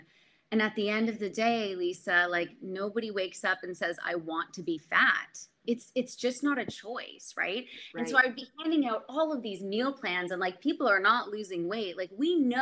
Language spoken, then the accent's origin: English; Canada; also born or lived in Montreal / Oakville, Ontario; I'm from Canada